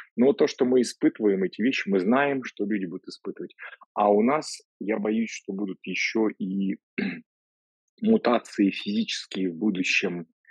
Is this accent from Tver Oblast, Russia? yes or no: no; Voronezh, Voronezh Oblast, Russia; moved away; я из Воронежа же сам изначально